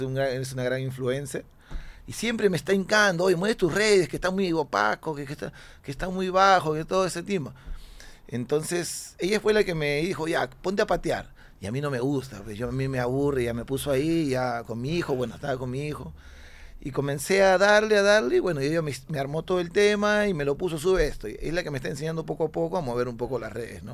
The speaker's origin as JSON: {"language": "Spanish", "country": "Peru", "also_born_or_lived": "Florence, Italy / Argentina", "moved": "as an adult"}